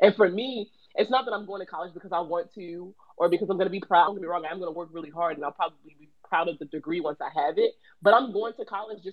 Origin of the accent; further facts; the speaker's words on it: Baltimore, Maryland, United States; I'm from Baltimore, so Baltimore City public school system